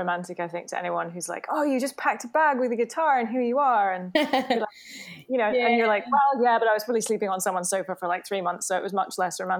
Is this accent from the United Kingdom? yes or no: yes; United Kingdom; now in New York City, United States; As a Brit and an Aussie